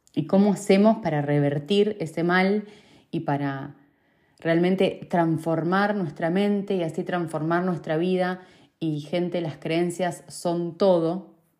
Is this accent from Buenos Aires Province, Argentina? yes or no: no; Rosario, Santa Fe, Argentina; now in Manchester, United Kingdom; desde que me fui de Rosario